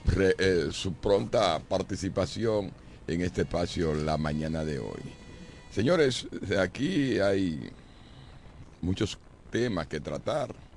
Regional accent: La Romana, Dominican Republic; de mi pueblo, la romana, al cual quiero tanto

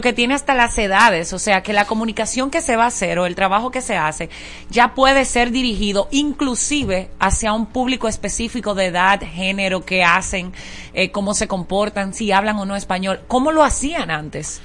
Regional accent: Dominican Republic; me siento dominicana

